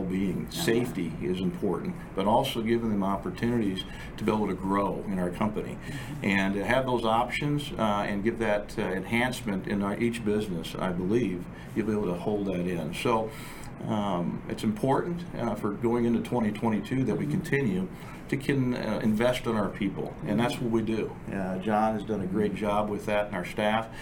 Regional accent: Texas, United States; now in Hawaii, United States; we're from Texas

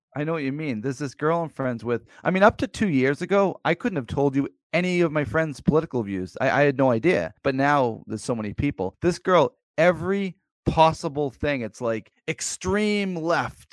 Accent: Plymouth, Massachusetts, United States; now in near Old Sturbridge Village, Massachusetts, United States; I grew up near Plymouth Plantation

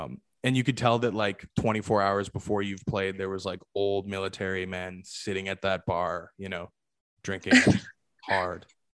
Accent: Victoria, British Columbia, Canada; I'm in Toronto right now, even though I'm from Victoria.

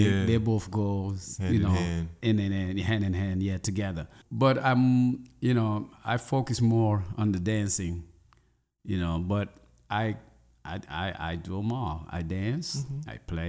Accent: Senegal; English is a second language; now in Chicago, United States; …. I always spell my name, …. I am originated from Senegal in West Africa, and I live in Chicago.

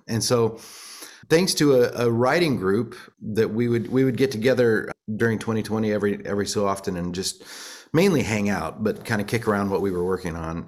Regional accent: Monticello, Illinois, United States; moved away; also born or lived in Florida / Nashville, Tennessee; Monticello, Illinois, where I grew up

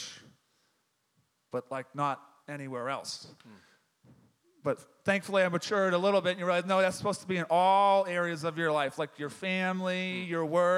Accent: Boston, Massachusetts, United States; moved away as an adult; also born or lived in Texas; now in Dallas-Fort Worth, United States; I'm from Boston, Massachusetts

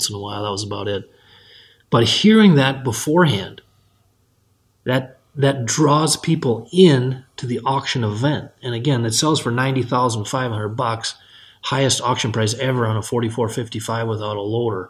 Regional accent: Benson, Minnesota, United States; from my hometown of Benson, Minnesota

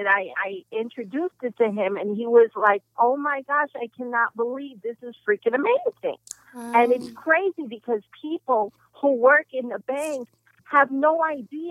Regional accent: New York, United States; now in Atlanta, United States; I'm from New York, you know, where me and Karen met when we were 14

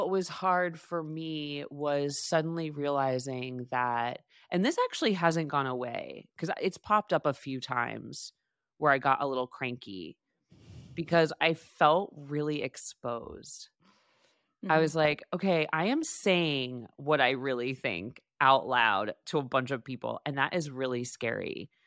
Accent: Boston, Massachusetts, United States; now in New York, United States; because that makes me feel like it's why I came to New York from Boston.

